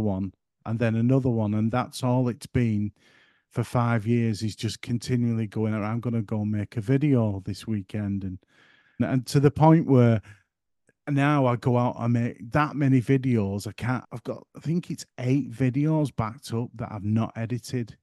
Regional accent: the north of England, United Kingdom; accent: broad northern; My accent's in the way of talk, for one, being very broad, and I'm trying to keep it under control tonight, that I'm not here by gum talking all, uh, northern

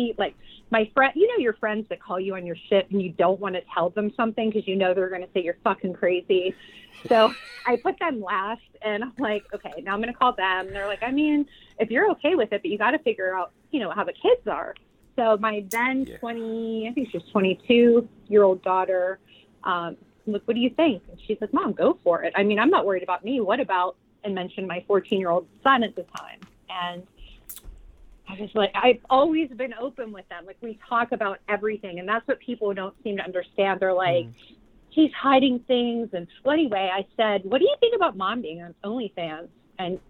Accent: Pittsburgh, Pennsylvania, United States; we're both from Pittsburgh

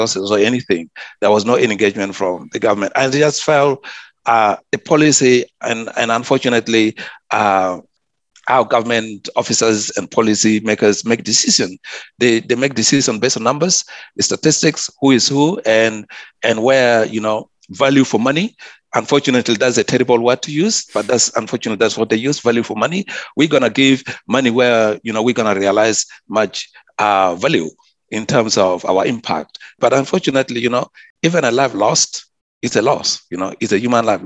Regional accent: South Sudan; also born or lived in Sydney; now in Cairns, Australia; my community where I come from, I'm from South Sudan

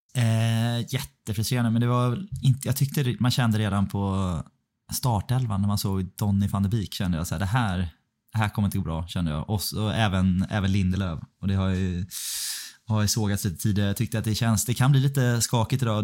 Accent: Stockholm, Stockholm County, Sweden; moved away; här hemma i Stockholm

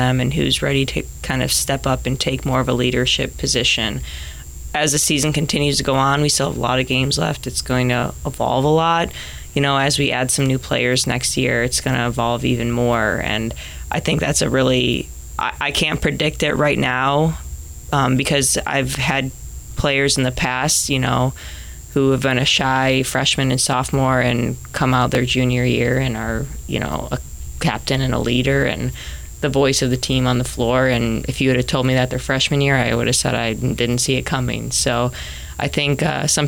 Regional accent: Chicago, Illinois, United States; moved away as an adult; now in Hawaii, United States; Growing up in Chicago

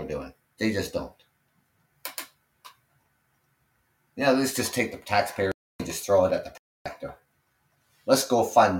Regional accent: Canada; I'm Canadian.

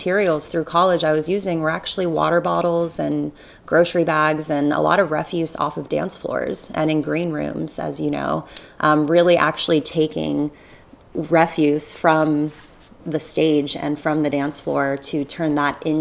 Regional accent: Southwest Florida, United States; I grew up in Southwest Florida

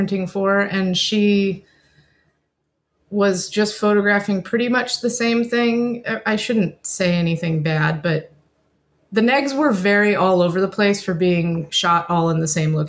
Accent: Seattle, Washington, United States; moved away; also born or lived in New York; I grew up in Seattle

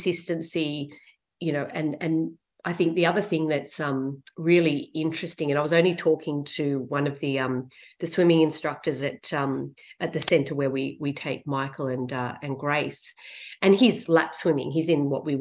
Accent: Sydney, New South Wales, Australia; I grew up in Western Sydney

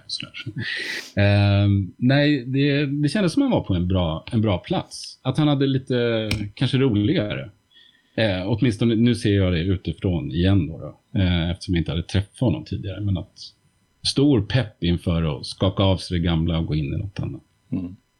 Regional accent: Uppsala, Uppsala County, Sweden; Baroviak i Uppsala, som ju var min hemstad

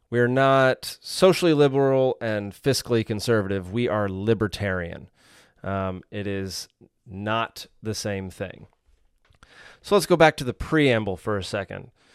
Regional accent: Dallas, Texas, United States; also born or lived in Savannah, Georgia; now in Georgia, United States; I grew up in Dallas, Texas

